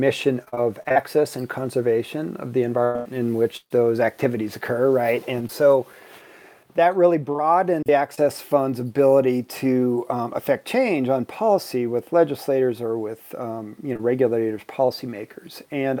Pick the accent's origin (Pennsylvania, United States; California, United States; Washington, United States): Washington, United States; also born or lived in Jackson Hole, Wyoming; now in Moab, United States; Well, I grew up in Washington State